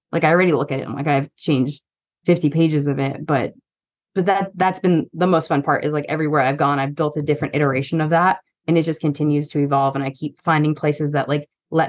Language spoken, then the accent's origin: English; East Coast, United States; No offense to Long Island. I'm from the East Coast. I'm allowed to talk shit.